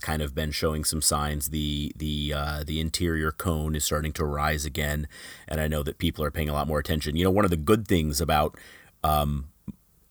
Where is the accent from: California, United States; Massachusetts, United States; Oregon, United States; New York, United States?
Oregon, United States; Portland; I am originally from Portland, Oregon. So I'm from this area of the world